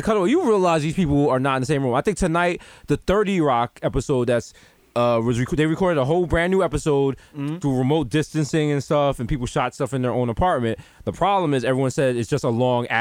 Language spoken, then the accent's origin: English; United States; I am an American